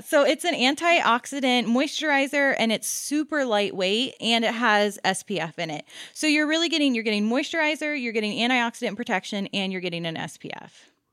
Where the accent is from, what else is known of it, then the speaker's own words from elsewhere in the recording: Maryland, United States; moved away; growing up in Maryland